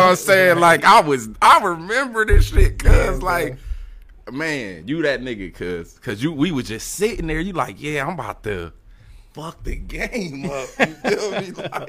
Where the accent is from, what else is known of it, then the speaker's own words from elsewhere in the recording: Dayton, Ohio, United States; I grew up, shit, all over for real. Cause like my mom, I mean, in the city though, Dayton, right, for sure. We started in Dayton.